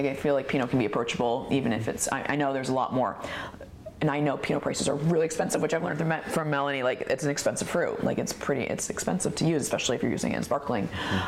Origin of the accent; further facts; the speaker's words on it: Oregon, United States; I love that when we would say we're from Oregon, people are like, the French would be like, oh my gosh, you're from Oregon?